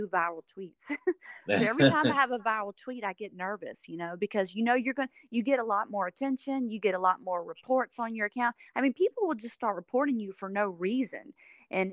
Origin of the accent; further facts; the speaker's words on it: Alabama Gulf Coast, United States; accent: country; moved away; that's where I was born and raised most of my life.